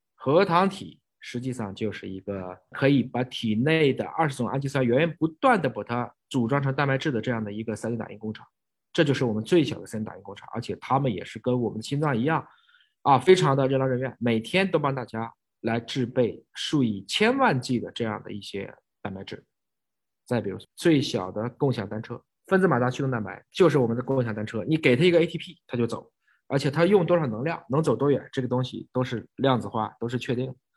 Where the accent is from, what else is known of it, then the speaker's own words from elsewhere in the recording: China; 我们是中国人